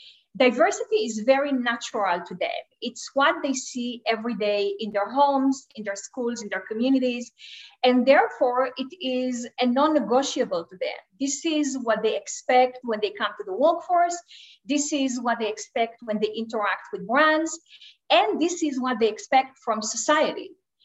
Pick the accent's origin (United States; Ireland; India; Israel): Israel; moved away; Originally, I am from Israel.